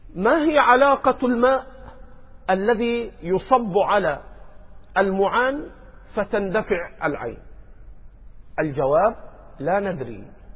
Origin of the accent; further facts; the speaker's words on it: Egypt; عندنا في مصر